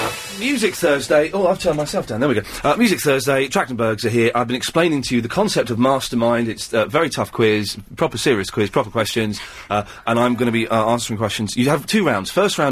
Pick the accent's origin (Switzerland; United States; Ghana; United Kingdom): United Kingdom; and I'm British